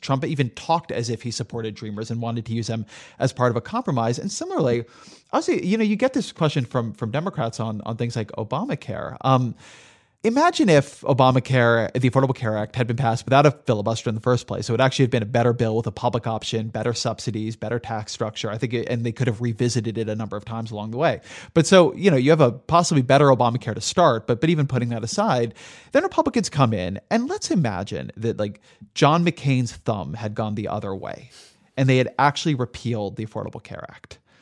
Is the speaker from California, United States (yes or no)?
yes; Southern California, United States; I grew up in Southern California